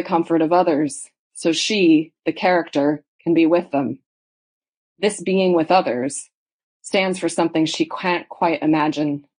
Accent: Indiana, United States; now in Leeds, United Kingdom; I grew up in Indiana down the road from the University of Notre Dame

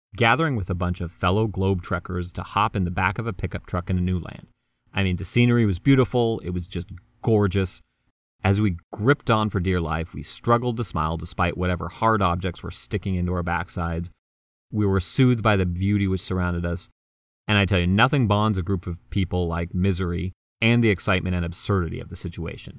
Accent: United States; I was born in the United States.

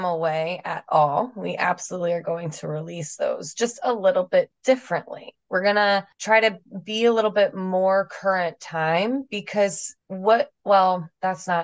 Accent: New Jersey, United States; moved away as an adult; now in San Diego, United States; I am from New Jersey, so I know real brutal winters

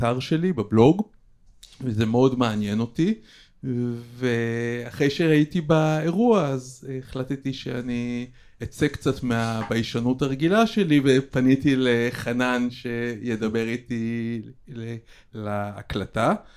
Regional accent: Israel; now in Petah Tikva, Israel; אני מקיבוץ במקור

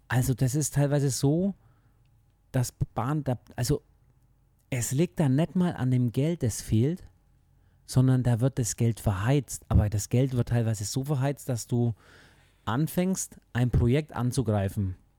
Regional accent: Germany; bei uns in Deutschland

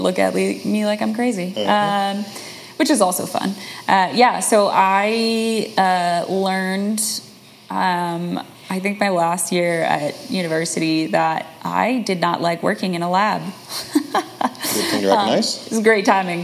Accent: Chicagoland, Illinois, United States; outside of Chicago, so in the suburbs. So Chicagoland.

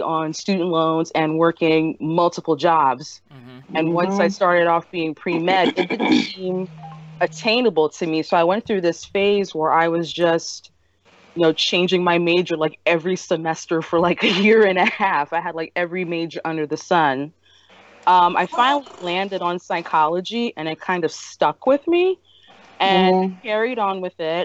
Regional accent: Philadelphia, Pennsylvania, United States; I grew up in North Philly, right around Broughton, Susquehanna, near Temple University

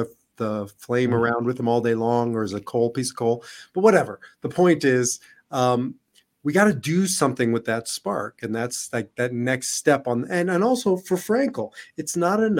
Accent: Israel; now in United States; I'm Israeli and I'm an American

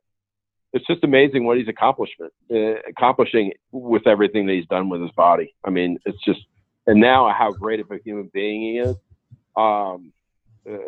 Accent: Paramus, New Jersey, United States; where I grew up in Paramus

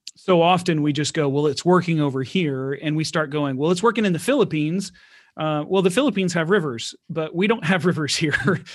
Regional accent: Houston, Texas, United States; I'm from Houston

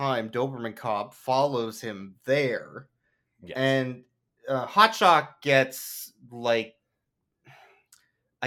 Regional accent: United States; we're American

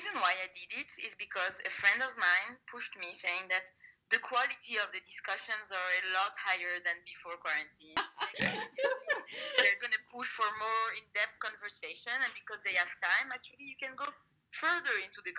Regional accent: Paris, Île-de-France, France; I'm from Paris, France.

